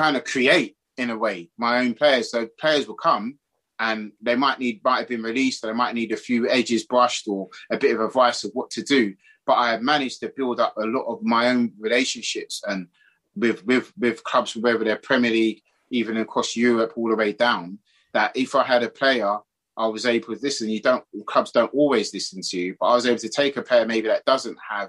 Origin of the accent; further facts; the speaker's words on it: Ghana; now in London, United Kingdom; I'm from Ghana originally